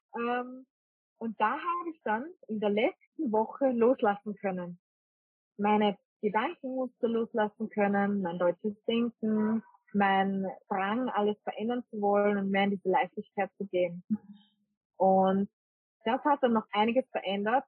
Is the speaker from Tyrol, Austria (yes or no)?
no; Vienna, Austria; moved away as an adult; also born or lived in rural Austria; ursprünglich komme ich eigentlich aus Wien. Und ich bin eigentlich eine typische Wienerin